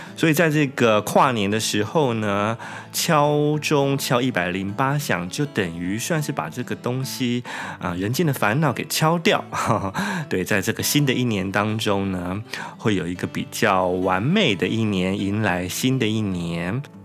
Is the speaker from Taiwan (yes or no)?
yes; Taiwan; now in Japan; 其实我们台湾人大概应该不会喜欢这个东西的